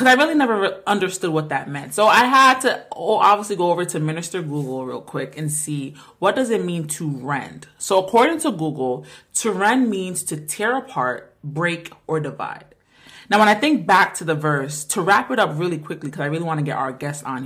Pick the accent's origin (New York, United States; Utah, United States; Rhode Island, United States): Rhode Island, United States; we're from the smallest state in America